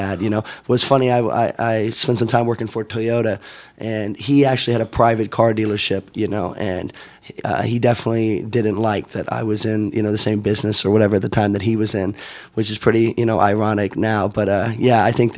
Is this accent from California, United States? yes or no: no; Bloomington, Indiana, United States; also born or lived in West coast of Florida; now in Miami, United States; I grew up in Indiana